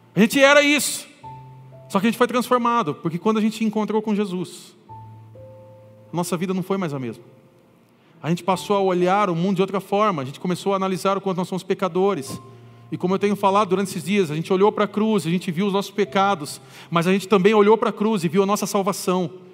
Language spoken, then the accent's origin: Portuguese; Brazil; eu sou brasileiro